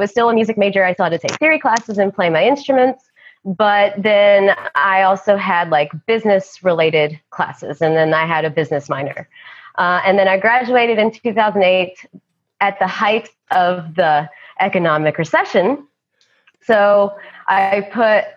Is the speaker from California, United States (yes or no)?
no; Johnson City, Tennessee, United States; moved away as an adult; also born or lived in Boone, North Carolina; my hometown is not far away. I'm from East Tennessee, a small town called Johnson City